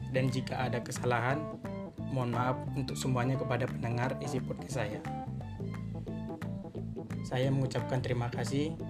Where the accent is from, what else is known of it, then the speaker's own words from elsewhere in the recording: Sunggal, North Sumatra, Indonesia; Asal aku dari Kabupaten Deli Serdang, Kecamatan Sunggal, Provinsi Sumatera Utara.